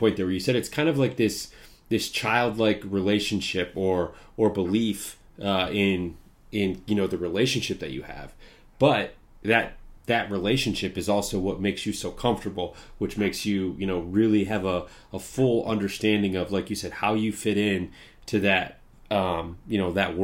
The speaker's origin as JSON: {"language": "English", "region": "Midwest", "country": "United States", "tie": "born or raised there", "said": "I'm in the Midwest. I grew up in the Midwest."}